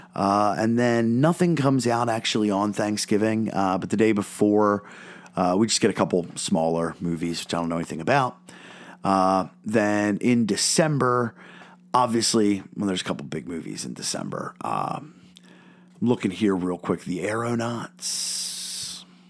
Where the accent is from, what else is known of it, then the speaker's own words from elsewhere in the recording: Philadelphia, Pennsylvania, United States; I'm from Philadelphia